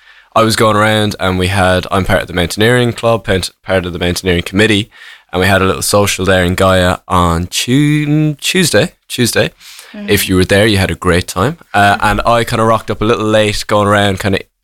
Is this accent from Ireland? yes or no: yes; Kerry, Munster, Ireland; now in Cork, Ireland; I grew up in Kerry for a little bit